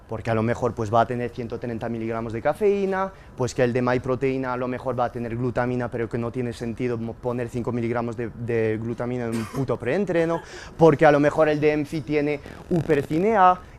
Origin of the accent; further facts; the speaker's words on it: Spain; porque soy español y en mi pasaporte ponen